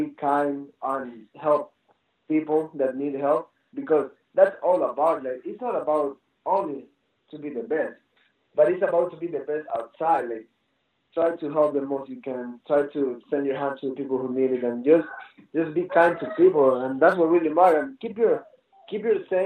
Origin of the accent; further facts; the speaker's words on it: Ecuador; now in United States; I'm from Ecuador. My dad is pretty wild. Like, it's just the environment I grew up